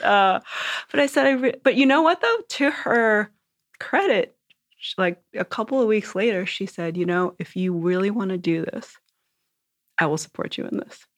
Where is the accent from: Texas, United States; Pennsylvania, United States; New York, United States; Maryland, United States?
New York, United States; New York and Long Island, United States; I grew up in New York and Long Island mostly